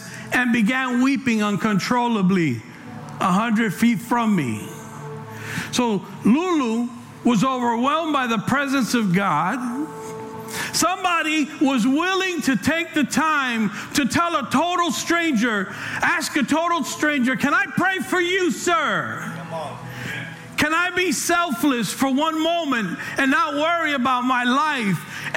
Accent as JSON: {"language": "English", "town": "New York City", "region": "New York", "country": "United States", "tie": "born or raised there", "moved": "yes", "lives_now": "California, United States", "said": "I'm from New York, I'm from the Bronx."}